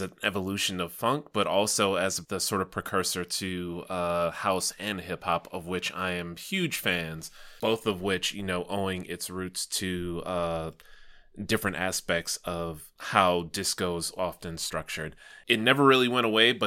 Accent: Chicago, Illinois, United States; as a Chicagoan

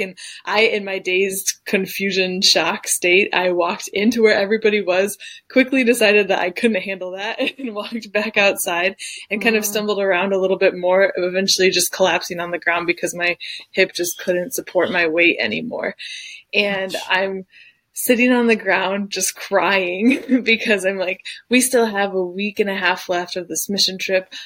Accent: Detroit, Michigan, United States; moved away as an adult; now in Dusseldorf, Germany; I am from Detroit originally, but I currently live in Dusseldorf, Germany

